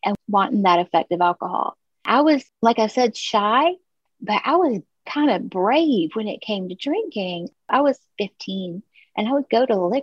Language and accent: English; Orangeburg, South Carolina, United States; I was born in Orangeburg, South Carolina. It's this tiny little town